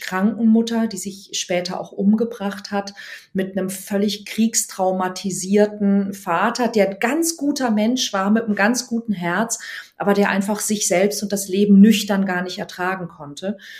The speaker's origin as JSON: {"language": "German", "town": "Weinheim", "region": "Baden-Württemberg", "country": "Germany", "tie": "born or raised there", "moved": "as an adult", "lives_now": "Hamburg, Germany", "said": "ich bin geboren in Weinheim an der Bergstraße. Das ist zwischen Darmstadt und Heidelberg und ähm, bin dort in einem 10.000 Seelen Kaff"}